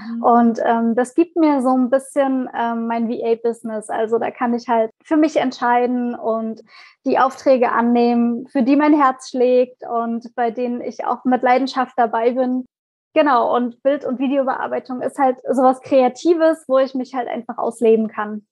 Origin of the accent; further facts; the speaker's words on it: Leipzig, Saxony, Germany; komme aus Leipzig